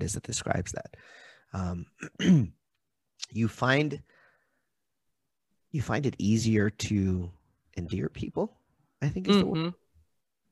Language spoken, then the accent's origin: English; Maui, Hawaii, United States; I'm from Maui. Maui's an interesting place.